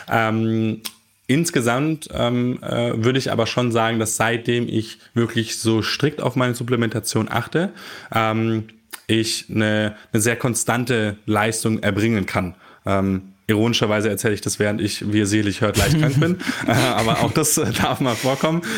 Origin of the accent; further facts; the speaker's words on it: Germany; die wir als Deutsche zu uns nehmen